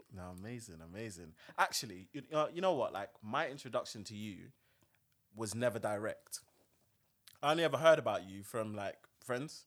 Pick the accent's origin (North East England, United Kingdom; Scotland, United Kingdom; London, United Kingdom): London, United Kingdom; South; I grew up in South